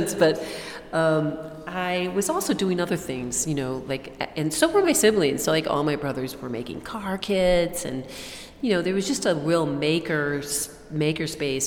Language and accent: English; Watertown, South Dakota, United States; I grew up in Watertown, South Dakota, and I'm from a large family